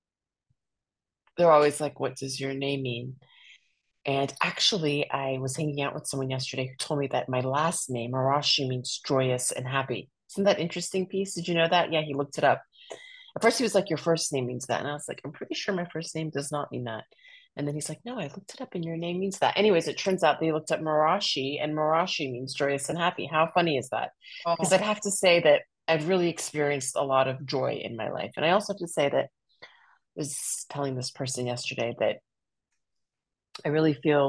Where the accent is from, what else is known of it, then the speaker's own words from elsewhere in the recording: Iran; now in United States; I was born in Iran